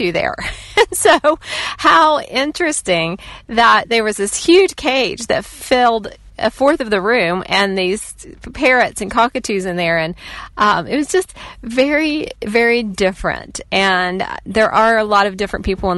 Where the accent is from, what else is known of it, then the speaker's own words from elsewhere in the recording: West Virginia, United States; I am from West Virginia